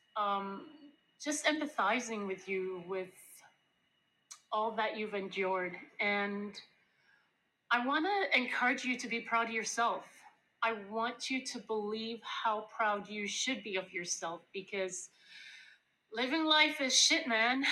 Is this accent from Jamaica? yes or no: yes; Jamaica; so I grew up in Jamaica